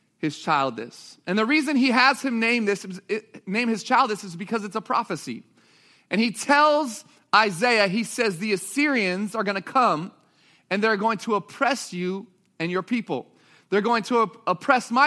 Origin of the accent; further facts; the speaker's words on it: Sacramento, California, United States; moved away as an adult; also born or lived in Springfield, Missouri; I am from Sacramento, California. I grew up there, ended up at college in the Midwest